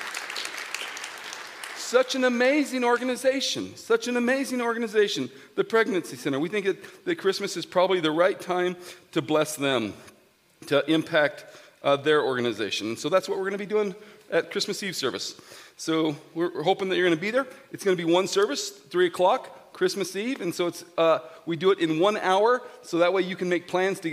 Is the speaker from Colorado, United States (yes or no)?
yes; Grand Junction, Colorado, United States; I'm a GJ boy. I grew up in Grand Junction